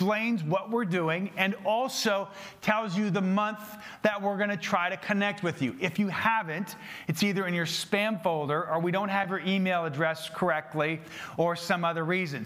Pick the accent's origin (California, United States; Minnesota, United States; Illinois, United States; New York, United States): Minnesota, United States; I'm from Minnesota.